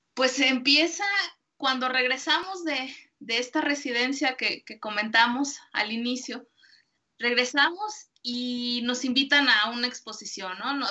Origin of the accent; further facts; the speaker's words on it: Guadalajara, Jalisco, Mexico; soy de Guadalajara, Jalisco